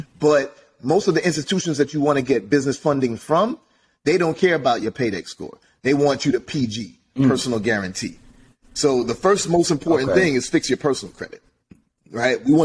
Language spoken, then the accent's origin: English; Jamaica; I'm Jamaican, Caribbean background